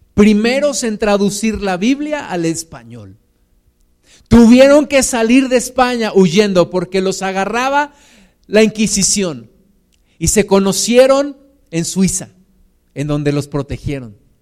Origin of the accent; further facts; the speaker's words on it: Mexico; Somos los mismos mexicanos.